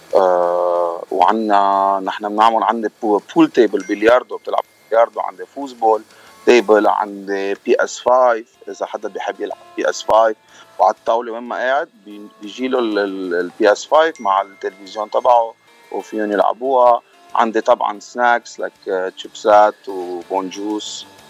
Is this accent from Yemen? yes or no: no; Lebanon; moved away as an adult; now in United States; انا من لبنان آه، جيت لهالبلد قبل تسع سنين